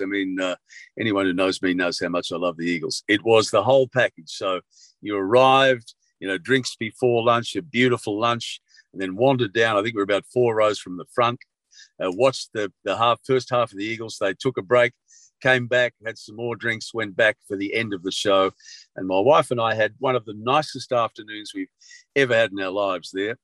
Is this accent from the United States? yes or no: no; Sydney, New South Wales, Australia; moved away as an adult; also born or lived in Bathurst; I'm a kid from Bondi.